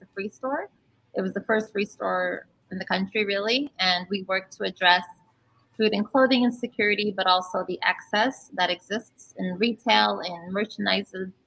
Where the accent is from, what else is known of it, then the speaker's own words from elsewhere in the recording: Brazil; moved away; also born or lived in Braddock, Pennsylvania; I was born in Brazil